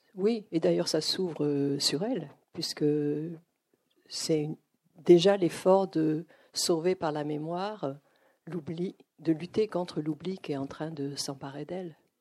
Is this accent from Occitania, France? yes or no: no; Arcachon, Nouvelle-Aquitaine, France; moved away as an adult; also born or lived in United States; je viens donc euh, d'Arcachon, d'un milieu où on ne lisait pas